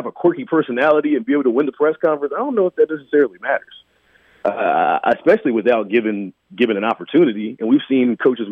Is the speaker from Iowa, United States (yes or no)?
no; Atlanta, Georgia, United States; now in Kansas City, United States; I'm from Atlanta originally.